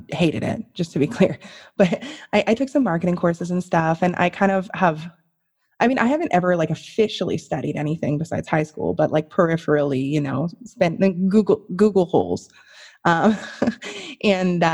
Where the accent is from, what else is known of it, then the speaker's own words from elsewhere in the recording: Canada; I'm Canadian